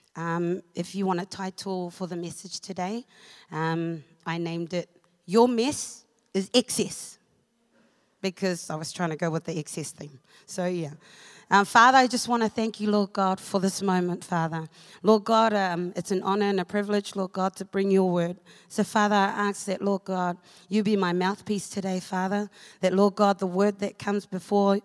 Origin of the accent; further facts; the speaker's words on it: Auckland, New Zealand; moved away as an adult; also born or lived in Cook Islands; now in Hamilton, New Zealand; I was born in the Cook Islands, um, but I was bred in Auckland. So I lived in Māngere for over 20 years.